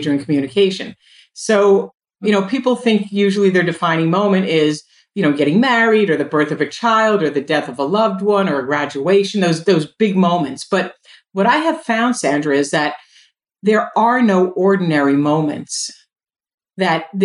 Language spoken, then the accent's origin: English; New Jersey, United States; also born or lived in Brooklyn, New York; I was born in Brooklyn in 1962 and I would move to New Jersey when I was four and I went to this school.